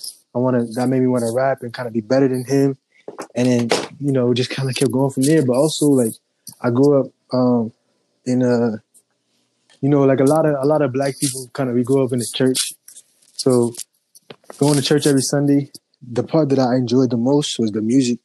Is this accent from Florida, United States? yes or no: no; Connecticut, United States; I'm from Connecticut and I'm an artist